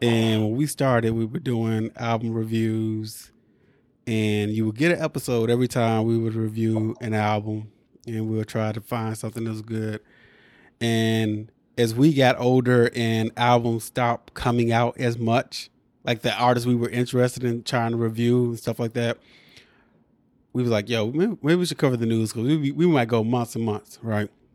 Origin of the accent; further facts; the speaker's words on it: Midwest, United States; we grew up in the Midwest